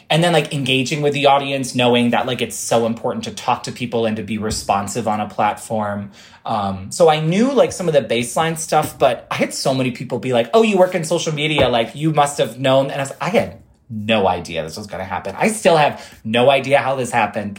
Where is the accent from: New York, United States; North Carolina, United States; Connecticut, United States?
New York, United States; Rochester; now in New York City, United States; Rochester, my hometown